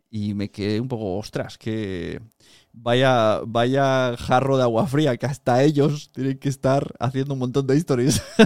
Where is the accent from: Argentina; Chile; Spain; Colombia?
Spain; Palau-solità i Plegamans, Catalonia; al castillo de mi pueblo, de Palau Plemans